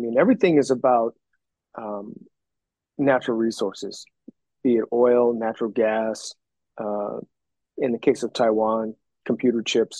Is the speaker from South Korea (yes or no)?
yes; South Korea; I'm from Korea, but I've been there. I've been back since as an adult.